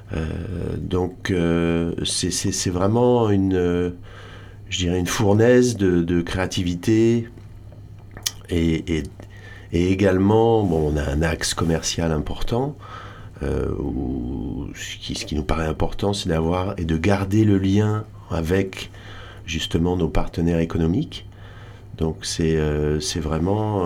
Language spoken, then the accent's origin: French; Audierne, Brittany, France; also born or lived in Réunion; now in Hossegor, France; Moi je suis breton